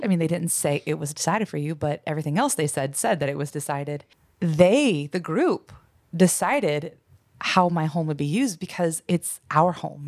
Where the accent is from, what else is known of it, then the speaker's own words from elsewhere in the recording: United States; as an American